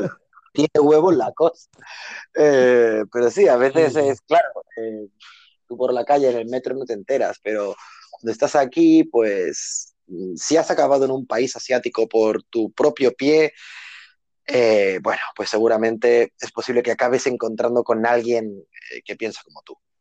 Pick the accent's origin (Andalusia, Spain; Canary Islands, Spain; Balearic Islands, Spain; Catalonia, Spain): Catalonia, Spain; El Prat de Llobregat; moved away as an adult; now in Bangkok, Thailand; yo nací en un barrio muy humilde de Barcelona, eh, del Extraradio de Barcelona